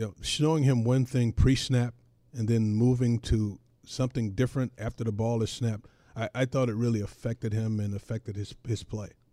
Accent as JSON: {"language": "English", "region": "North Carolina", "country": "United States", "tie": "born or raised there", "said": "I grew up in North Carolina"}